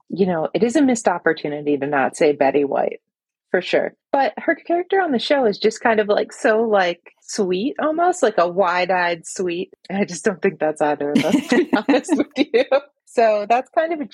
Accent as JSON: {"language": "English", "region": "Michigan", "country": "United States", "tie": "born or raised there", "moved": "as an adult", "lives_now": "Boston, United States", "said": "I moved to Boston from Michigan"}